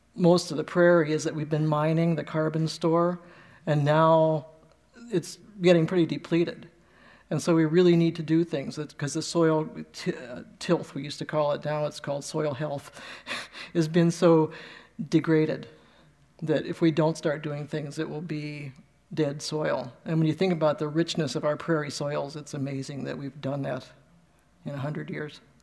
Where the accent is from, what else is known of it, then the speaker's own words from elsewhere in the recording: Ohio, United States; we're from Ohio